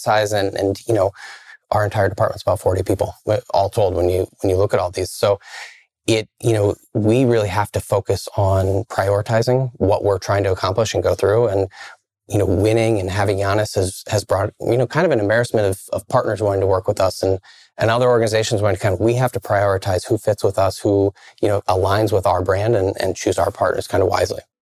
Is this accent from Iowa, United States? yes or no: yes; Iowa, United States; now in Milwaukee, United States; I grew up in the Midwest, grew up in Iowa